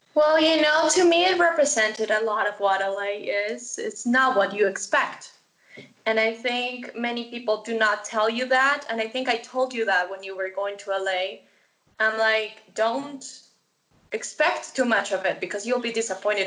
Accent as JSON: {"language": "English", "town": "Medellín", "region": "Antioquia", "country": "Colombia", "also_born_or_lived": "Los Angeles, United States / Missouri, United States", "moved": "yes", "said": "I am originally from Medellin, Colombia"}